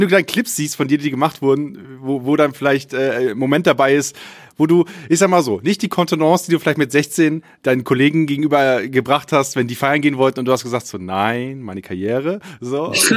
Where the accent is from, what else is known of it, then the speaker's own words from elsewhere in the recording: Friesland, Lower Saxony, Germany; ich komme aus Friesland gebürtig